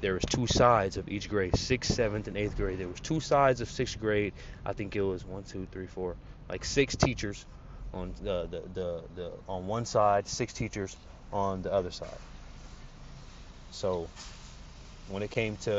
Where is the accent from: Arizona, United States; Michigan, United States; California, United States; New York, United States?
Arizona, United States; Phoenix; growing up in Phoenix, Arizona